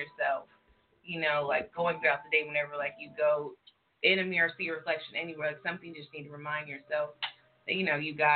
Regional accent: California, United States; moved away; I'm from California

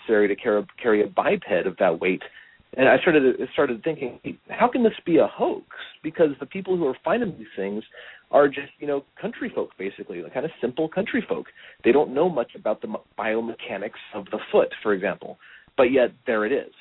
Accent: Long Beach, California, United States; moved away as an adult; now in Oregon, United States; I grew up in Long Beach, California

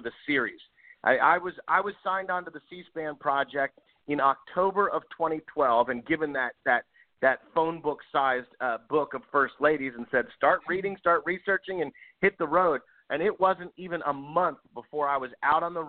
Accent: Washington, District of Columbia, United States; also born or lived in Maryland; I grew up in and around Washington, D.C.

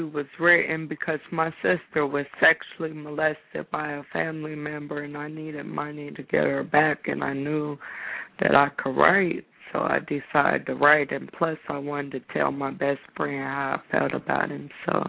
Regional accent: Dayton, Ohio, United States; I'm from Dayton, Ohio.

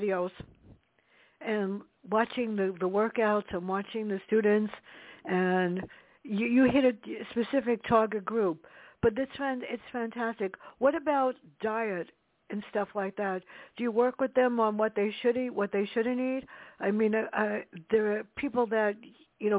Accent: New York City, New York, United States; I grew up in the South Bronx on Southern Boulevard in Chiemont, a tough neighborhood

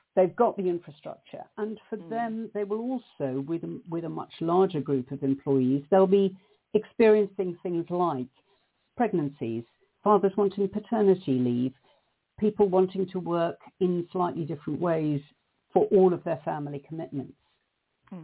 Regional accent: South Africa; moved away; the hideous society that I grew up in South Africa

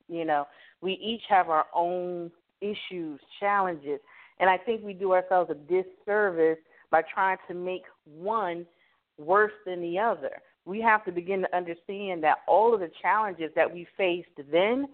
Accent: Miami, Florida, United States; I'm from Miami, Florida

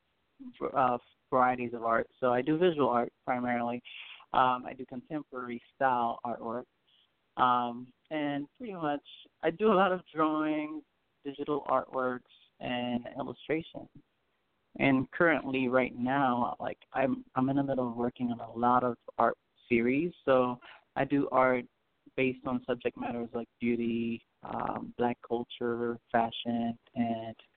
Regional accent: Port-au-Prince, Haiti; now in United States; Well, I'm from Haiti. I was born in Haiti. I was born in Port-au-Prince, Haiti. My family came to the United States back in like 98

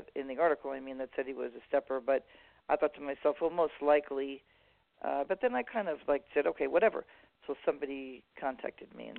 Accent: New York City, New York, United States; now in Southern California, United States; I was raised like in New York City

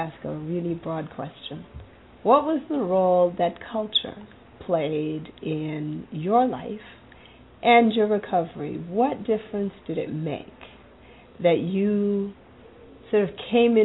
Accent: Zimbabwe; moved away; I'm originally from Zimbabwe

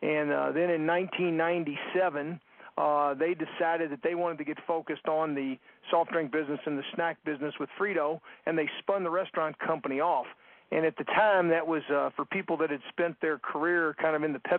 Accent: Louisville, Kentucky, United States; I'm calling from Louisville, Kentucky, which is my hometown

